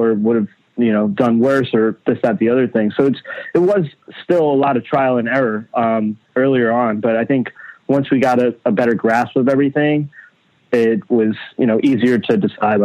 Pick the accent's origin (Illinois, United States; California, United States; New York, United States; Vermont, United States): New York, United States; Long Island; also born or lived in Queens, New York; now in New York City, United States; around like 4 or 5 years old, we moved to Long Island. And that's where I spent like, you know, most of my life, you know, up till high school